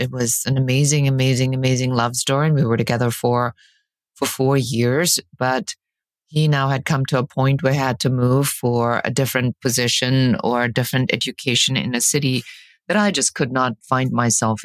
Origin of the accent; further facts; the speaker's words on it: Germany; English is a second language; moved away as an adult; also born or lived in Key West, Florida; now in Los Angeles, United States; I'm originally from Germany. I was born and raised there, and I came in my early 20s to the United States.